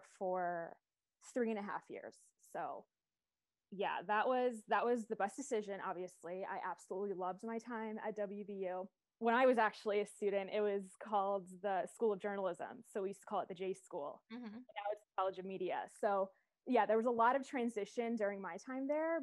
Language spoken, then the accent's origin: English; Long Island, New York, United States; moved away as an adult; also born or lived in West Virginia; I am actually from Long Island, New York